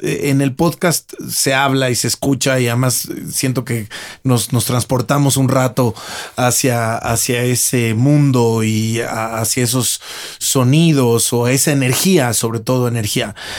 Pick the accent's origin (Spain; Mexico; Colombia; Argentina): Mexico; viviendo, naciendo y estudiando y creciendo en México